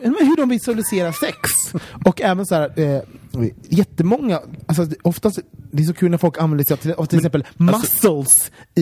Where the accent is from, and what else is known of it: Sweden